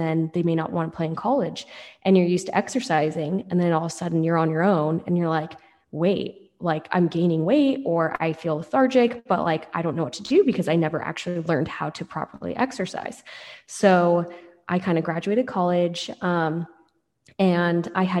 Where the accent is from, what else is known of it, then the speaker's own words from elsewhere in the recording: Seattle, Washington, United States; So I'm from Seattle, grew up in Seattle